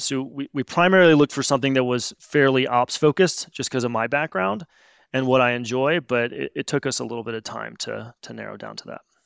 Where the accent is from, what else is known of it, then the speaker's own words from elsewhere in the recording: Missouri, United States; moved away as an adult; I grew up in Missouri